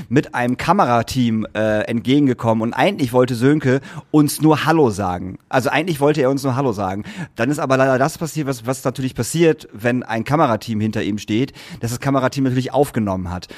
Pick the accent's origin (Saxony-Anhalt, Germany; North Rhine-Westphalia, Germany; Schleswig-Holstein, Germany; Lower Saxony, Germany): Lower Saxony, Germany; Lingen; meine Heimat, über Lingen